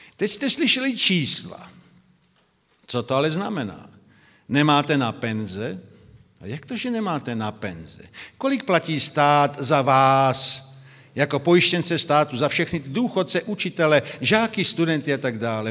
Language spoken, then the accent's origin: Czech; Brno, South Moravian Region, Czechia; now in Slovakia; Já jsem z Brna, by to bylo zřejmé, tedy jsem Moravák narozením, pak žijí na Slovensku, jsou Slovák